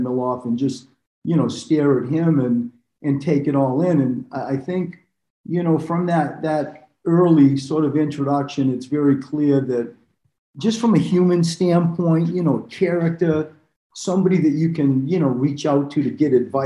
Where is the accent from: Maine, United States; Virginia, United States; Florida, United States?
Maine, United States; moved away; also born or lived in Australia; I had come from Australia. I grew up in Maine.